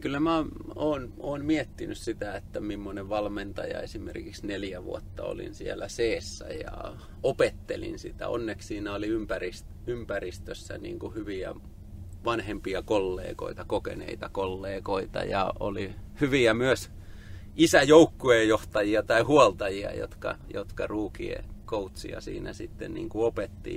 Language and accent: Finnish; Tampere, Pirkanmaa, Finland; Mä oon Tampereen kasvatti ja asunut koko lapsuuteni lähellä hakametsää